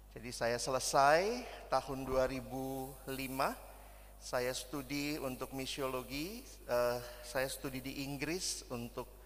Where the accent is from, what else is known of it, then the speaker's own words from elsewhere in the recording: Makassar, South Sulawesi, Indonesia; also born or lived in Jakarta; Saya selesai pendidikan sampai SMA di Makassar. Saya lahir dan besar di Makassar sampai SMA, lalu saya kuliah ke Jakarta.